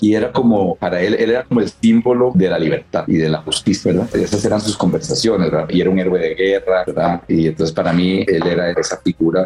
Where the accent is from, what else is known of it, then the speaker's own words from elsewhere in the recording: San José, Costa Rica; yo nací en Costa Rica, en San José